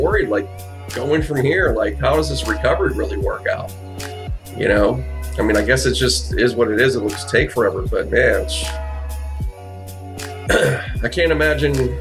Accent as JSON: {"language": "English", "town": "Pittsburgh", "region": "Pennsylvania", "country": "United States", "tie": "born or raised there", "moved": "yes", "said": "I grew up in Pittsburgh. I wasn't from there, you know, I wasn't born there, but I was there"}